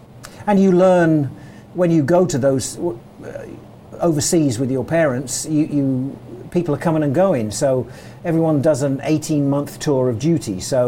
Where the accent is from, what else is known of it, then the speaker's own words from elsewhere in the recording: Port Fayed, Egypt; born there; I was born in Port Fayed, which is on the Suez Canal.